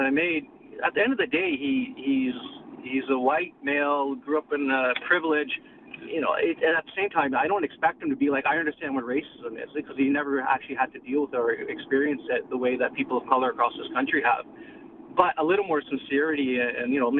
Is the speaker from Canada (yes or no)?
yes; Canada; born and raised in Canada